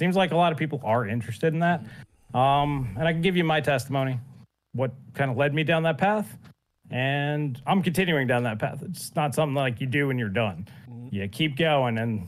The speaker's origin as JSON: {"language": "English", "country": "Canada", "said": "As a Canuck"}